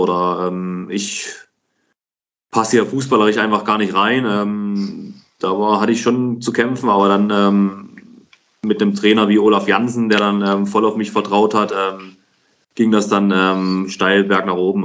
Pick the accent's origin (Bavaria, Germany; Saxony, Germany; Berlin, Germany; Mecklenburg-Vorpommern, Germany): Saxony, Germany; Dresden; moved away as an adult; ich habe in meiner Heimatstadt für den Dynamo Dresden gespielt